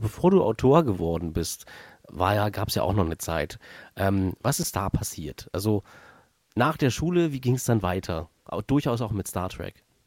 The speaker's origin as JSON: {"language": "German", "region": "eastern Germany", "country": "Germany", "said": "ich ja aus dem Osten des Landes komme"}